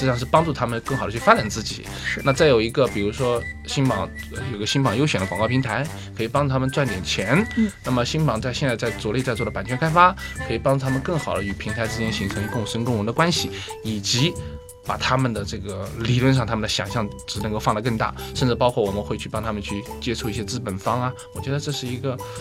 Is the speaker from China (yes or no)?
yes; rural Anhui, China; now in Shanghai, China; 我就是一个安徽农村出来的人